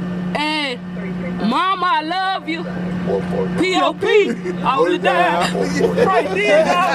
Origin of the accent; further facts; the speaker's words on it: Port Arthur, Texas, United States; I'm from Port Arthur, Texas